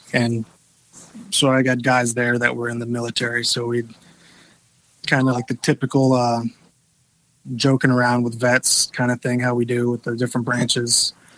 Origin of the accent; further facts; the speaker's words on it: Little Bern, Georgia, United States; I'm actually from Georgia